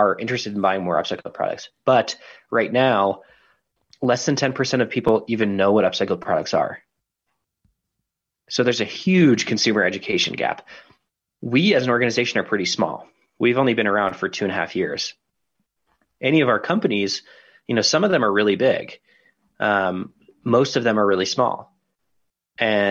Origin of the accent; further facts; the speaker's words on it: Denver, Colorado, United States; my hometown, Denver, Colorado